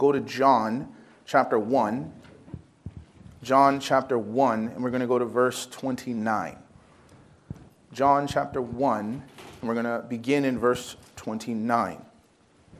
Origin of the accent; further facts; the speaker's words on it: Chicago, Illinois, United States; I'm from Chicago